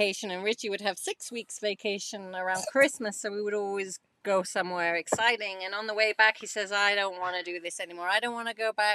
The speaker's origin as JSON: {"language": "English", "region": "England", "country": "United Kingdom", "also_born_or_lived": "New Zealand / Switzerland", "moved": "yes", "said": "I'm from England"}